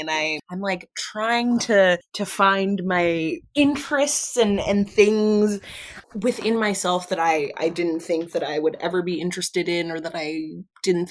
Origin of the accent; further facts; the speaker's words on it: Philadelphia, Pennsylvania, United States; I'm from Philly